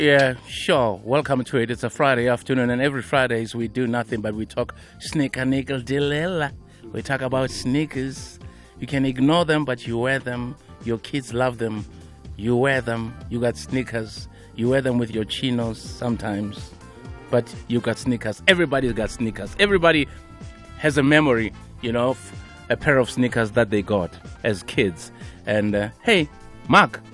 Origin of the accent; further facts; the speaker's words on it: South Africa; we grew up in Ekasi